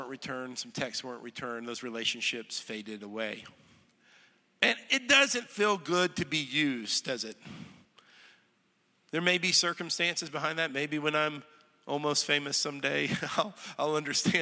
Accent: North Texas, United States; moved away as an adult; now in Middle Tennessee, United States; I'm from North Texas, ranch land.

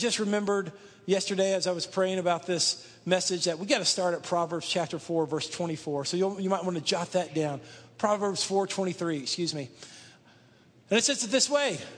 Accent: Dallas, Texas, United States; I grew up outside of Dallas, Texas, in one of the suburbs there

